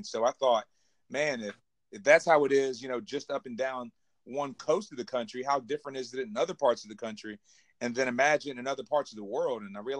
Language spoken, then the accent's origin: English; Irmo, South Carolina, United States; moved away as an adult; also born or lived in Beijing, China; I am from the bustling metropolis of Irmo, South Carolina.